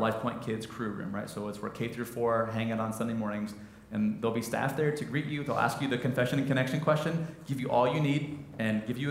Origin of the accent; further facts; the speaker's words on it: Midwest, United States; I'm a Midwesterner.